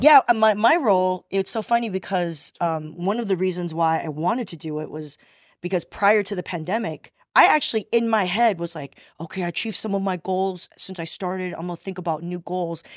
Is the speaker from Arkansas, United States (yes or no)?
no; Torrance, California, United States; also born or lived in Taiwan / Rosemead; I grew up in Torrance